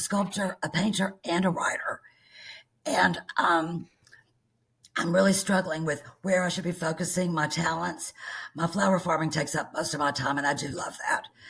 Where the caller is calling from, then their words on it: Bismarck, Arkansas, United States; I'm calling you from Bismarck, Arkansas